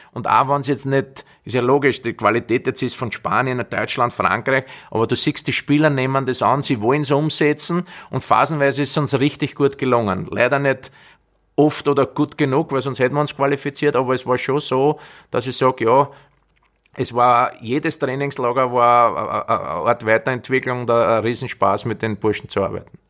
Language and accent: German; Austria; ich bin jetzt ein Österreicher, bin kein Brasilianer